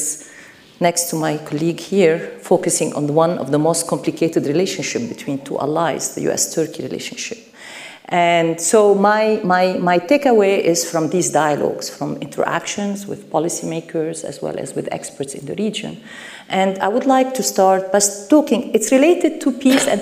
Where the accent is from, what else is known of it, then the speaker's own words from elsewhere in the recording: United States; I come from the United States